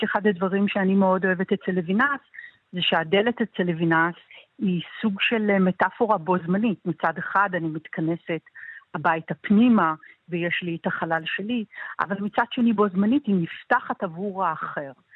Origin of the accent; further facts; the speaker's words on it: Tel Aviv, Tel Aviv District, Israel; אני גדלתי בתל אביב